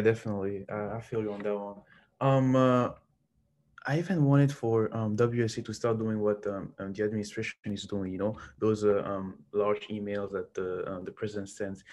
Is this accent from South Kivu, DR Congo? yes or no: no; Lubumbashi, Haut-Katanga, DR Congo; moved away; I am from Lubumbashi, which is a big mining town in the Democratic Republic of the Congo